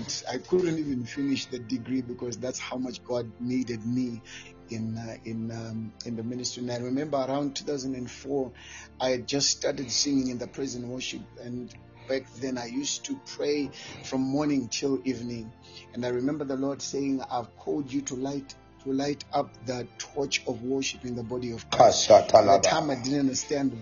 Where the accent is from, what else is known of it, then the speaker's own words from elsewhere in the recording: Mberengwa, Midlands, Zimbabwe; just a simple guy who was born in Zimbabwe in a place called Mberengwa.